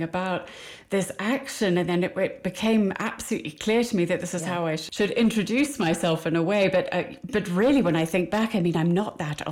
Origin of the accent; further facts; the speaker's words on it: Midlands, United Kingdom; I'm from a very small town in the middle of England. You can probably hear that with my accent.